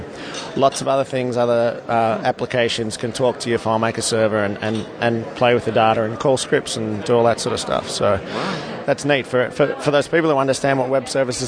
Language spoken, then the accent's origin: English; Melbourne, Victoria, Australia; we're from Melbourne, Australia.